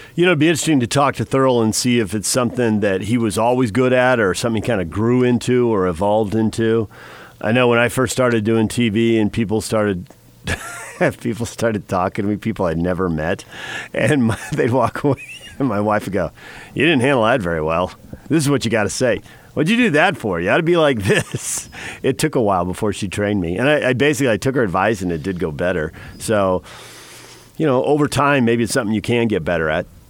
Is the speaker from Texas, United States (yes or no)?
no; San Diego, California, United States; Growing up in San Diego, where the weather was always pretty good